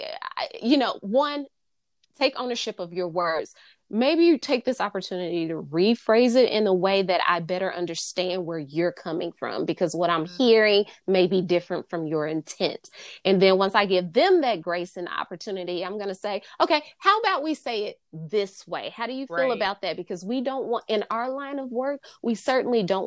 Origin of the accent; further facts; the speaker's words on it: the South, United States; I'm from the South